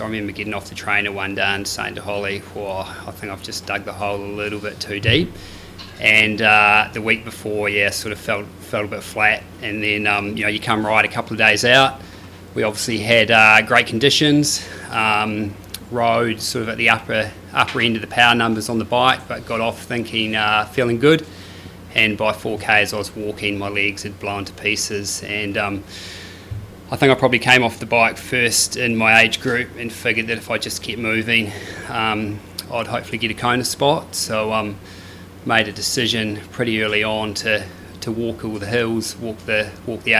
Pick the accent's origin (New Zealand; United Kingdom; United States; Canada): New Zealand; now in Australia; being a Kiwi living in Aussie